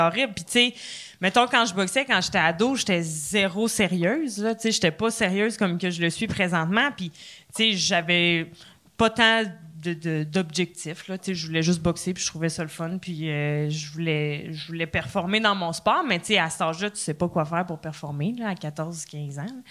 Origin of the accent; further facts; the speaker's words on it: Trois-Rivières, Quebec, Canada; moved away; also born or lived in Laval; je viens de Trois-Rivières à base